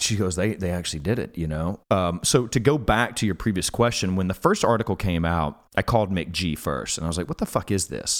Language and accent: English; Alabama, United States; moved away